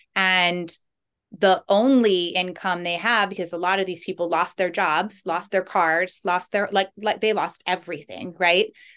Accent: Big Island, Hawaii, United States; moved away as an adult; now in Maui, United States; I moved from the Big Island where I'm from

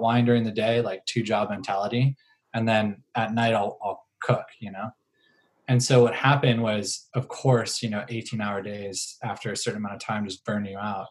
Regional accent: Howard County, Maryland, United States; moved away as an adult; now in El Cerrito, United States; I grew up in Howard County. My mom was a, you know, a, a administrator as well as a teacher in the Howard County school system. Um, so Howard County, Maryland

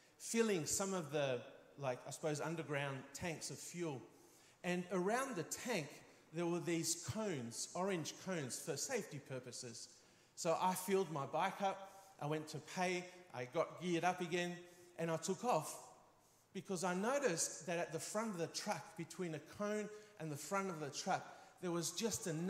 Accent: Spain; growing up in Spain, being a very physical culture

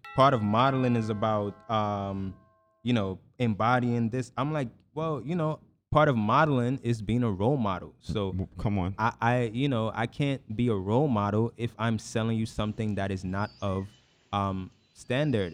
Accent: Guyana; born or raised there; moved away; also born or lived in New York

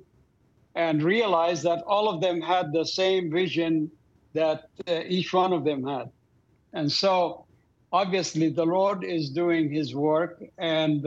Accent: Doha, Qatar; moved away; I grew up in Doha, Qatar.

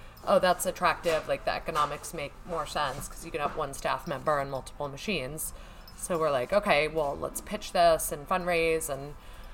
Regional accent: New York, United States; I'm a New Yorker

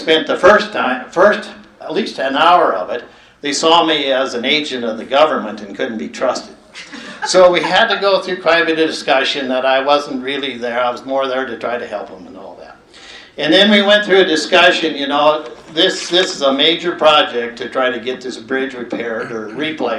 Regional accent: Townsend, Montana, United States; Growing up in Townsend, there were five of us

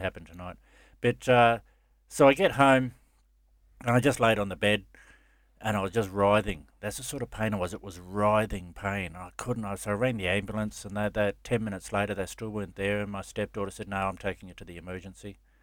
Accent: Gold Coast, Queensland, Australia; I grew up on the Gold Coast and Surface Paradise

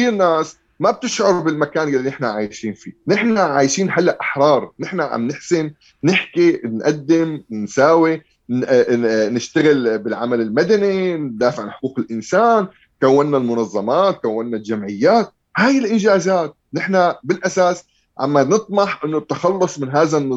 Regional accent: Syria; الانتصار انه انا حاليا عم احكي بحقوق الانسان وانا سوري خلصت من عبوديه بشار الاسد وحافظ الاسد وحزب البعث

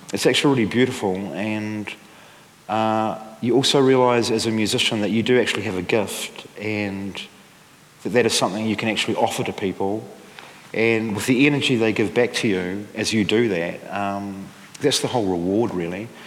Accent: Dunedin, Otago, New Zealand; where I grew up in Dunedin

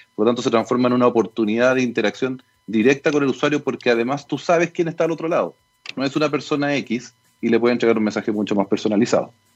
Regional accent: Chile; somos todos los chilenos

